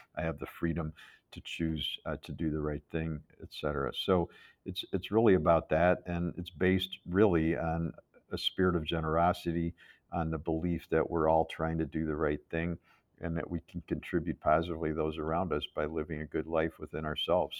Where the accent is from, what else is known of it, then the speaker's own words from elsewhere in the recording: Chicago, Illinois, United States; moved away as an adult; now in Ann Arbor, United States; I grew up in Chicago.